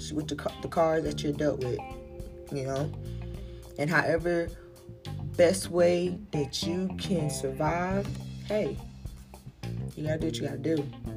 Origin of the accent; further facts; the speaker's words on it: South Carolina, United States; I'm from South Carolina